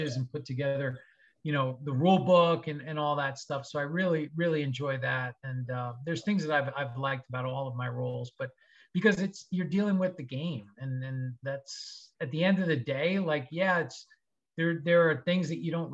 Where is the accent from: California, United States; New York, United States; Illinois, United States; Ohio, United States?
New York, United States; Long Island; Growing up in Long Island, New York, went to school in New York